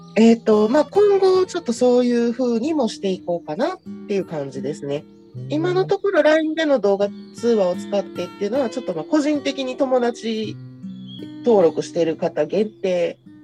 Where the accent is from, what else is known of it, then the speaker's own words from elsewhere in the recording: Kyoto, Japan; 私は生まれも育ちも京都なので